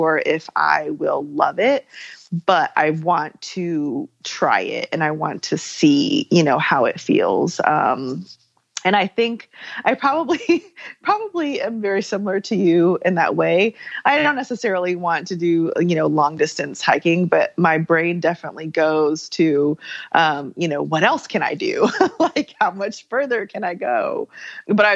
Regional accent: Germany; moved away; I grew up in Germany

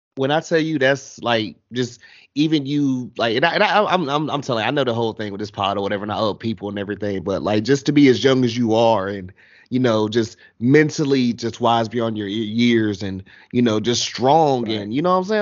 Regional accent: North Carolina, United States; I'm down here in North Carolina

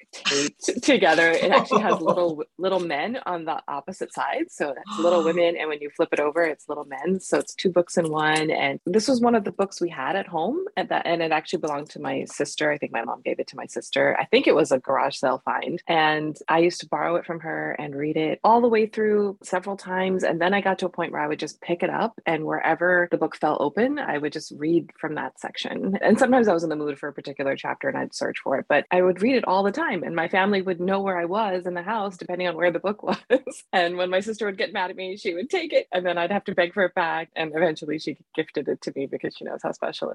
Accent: United States; growing up as a Pakistani American Muslim

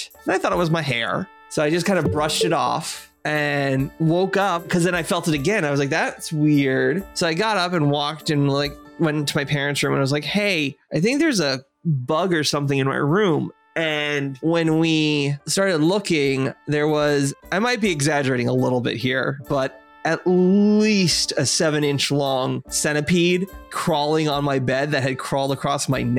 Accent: Hawaii, United States; moved away; So I grew up in Hawaii

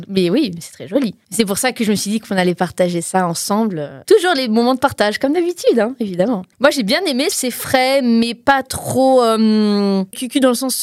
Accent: Portugal; je suis portugaise, hein, pas espagnole ni mexicaine.

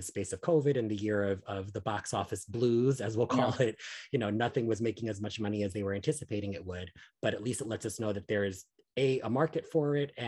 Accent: New York City, New York, United States; as somebody who was born and raised in Washington Heights

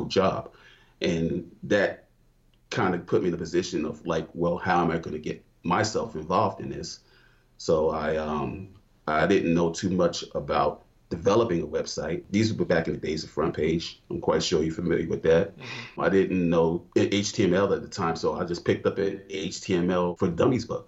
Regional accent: New York, United States; now in Georgia, United States; Originally from New York, I've been in Georgia since 2006

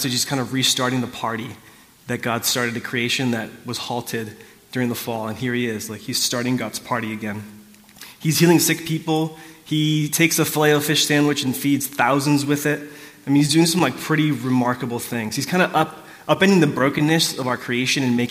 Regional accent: South Orange County, California, United States; I grew up in South Orange County in the 90s

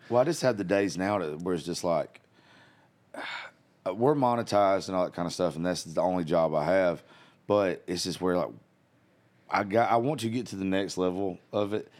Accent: South Georgia, United States; I grew up in South Georgia.

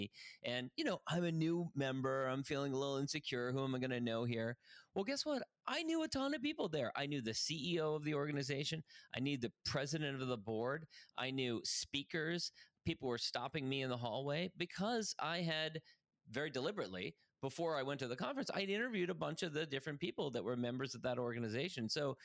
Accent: Ireland; And also I'm Irish, and the Irish are like kind of hardwired to like gather over a pint and exchange stories.

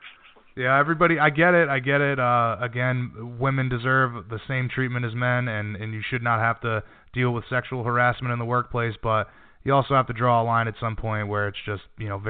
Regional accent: Rhode Island, United States; I'm from Rhode Island.

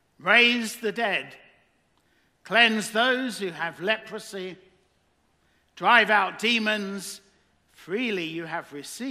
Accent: England, United Kingdom; now in Texas, United States; I'm from England

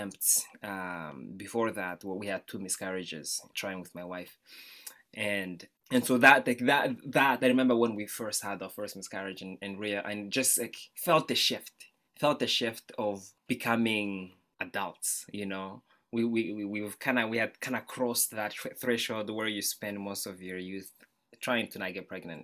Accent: Kigali, Rwanda; now in United States; I was born in Rwanda, Central East Africa, Kigali, in the capital city

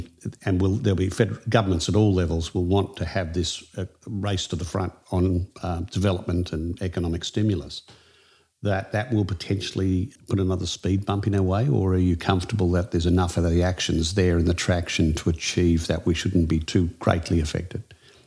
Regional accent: Queensland, Australia; It's my home state

